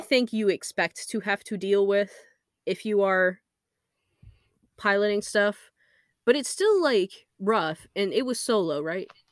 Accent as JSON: {"language": "English", "region": "Alaska", "country": "United States", "tie": "born or raised there", "said": "we grew up in Alaska where there is a lot of aviation"}